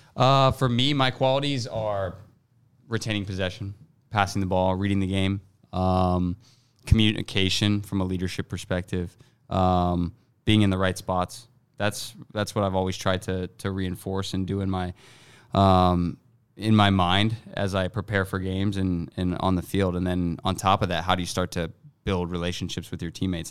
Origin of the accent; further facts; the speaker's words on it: Columbus, Ohio, United States; moved away as an adult; now in Minnesota, United States; This is my hometown. This is my home stadium.